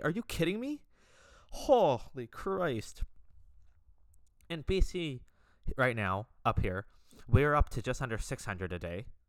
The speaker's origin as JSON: {"language": "English", "country": "Canada", "said": "I'm, I'm Canadian, as you guys know, being Canadian"}